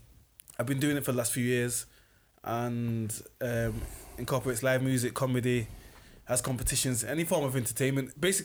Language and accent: English; Sale, North West England, United Kingdom; I'm from Sale.